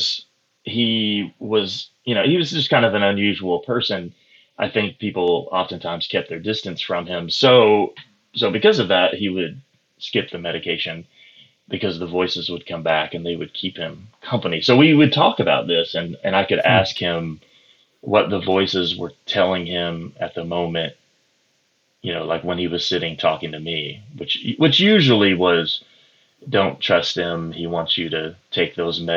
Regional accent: Pocahontas, Arkansas, United States; I grew up in the booming metropolis of Pocahontas, Arkansas

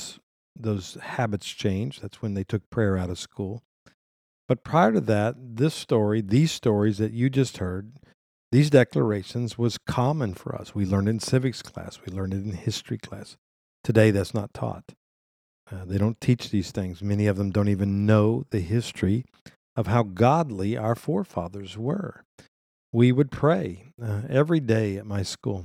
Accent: United States; as an American

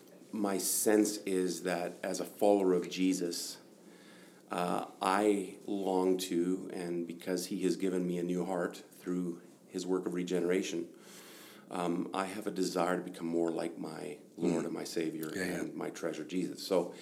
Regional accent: Germany; also born or lived in Northern Alberta, Canada; I was born in Northern Alberta, 1 year old, and then mom and dad moved to Germany as missionaries.

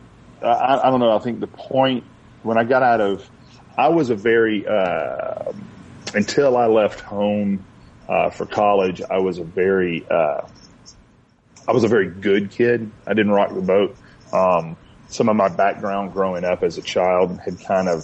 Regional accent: Atlanta, Georgia, United States; also born or lived in Stone Mountain, Georgia / Kennesaw, Georgia / Athens, Georgia; I was born and raised in Atlanta, but grew up in Little Five Points.

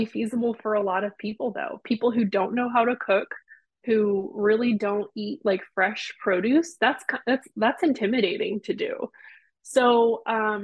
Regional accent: United States; I'm American

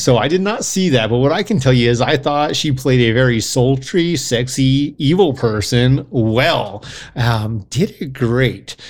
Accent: United States; We're American.

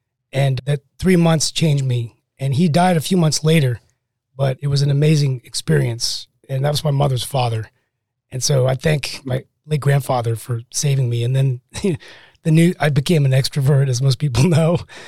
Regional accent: West Virginia, United States; now in Morrisville, North Carolina, United States; I grew up in West Virginia. I'm a Mountaineer.

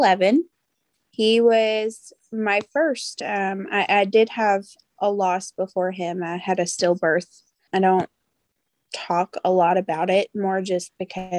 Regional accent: Nashville, Tennessee, United States; I was born and raised in Nashville, Tennessee. I've lived here my whole life

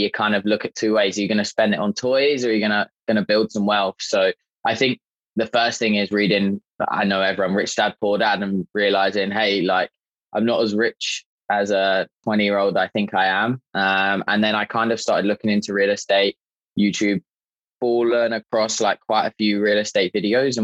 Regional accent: just south of London, South East England, United Kingdom; moved away as an adult; now in Niagara Falls, Canada; Originally, I was born in England, just south of London. And I moved over to Canada about 5 years ago

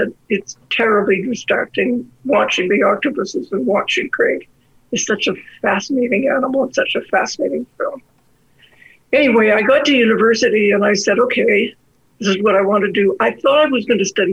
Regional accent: Victoria, British Columbia, Canada; now in Alberta, Canada; I grew up in Victoria

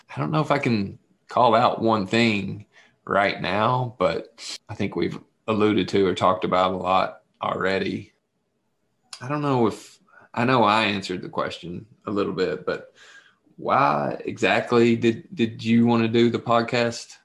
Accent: southeastern Kentucky, United States; moved away as an adult; now in Northeast Ohio, United States; I told her where I was from. Of course, I said Kentucky, but I said southeastern Kentucky, Appalachian area

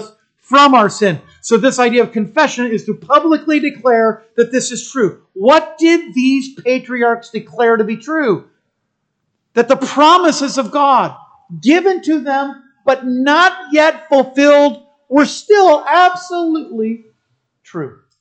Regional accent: United States; I'm a Christian who happens to be an American

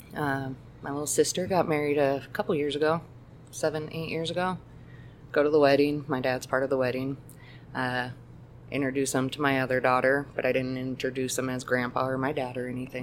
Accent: Greeley, Colorado, United States; I grew up in Greeley

